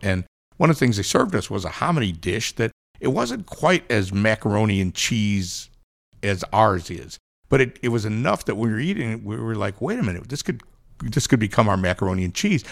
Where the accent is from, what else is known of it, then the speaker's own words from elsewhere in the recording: Chicago, Illinois, United States; moved away; also born or lived in Kansas City; I'm from Chicago, but I spent a lot, I cut my teeth in Kansas City